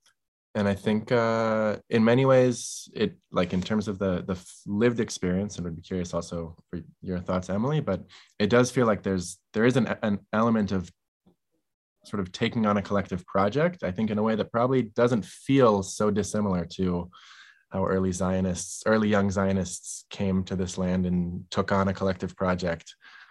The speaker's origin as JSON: {"language": "English", "country": "Israel", "tie": "born there", "said": "as an American Israeli with roots here, I was born here. Half of my family is in Israel, half of my family is in the US."}